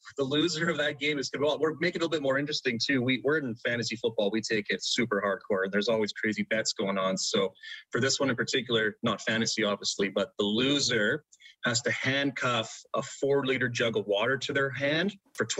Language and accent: English; Calgary, Alberta, Canada; I'm actually originally from Calgary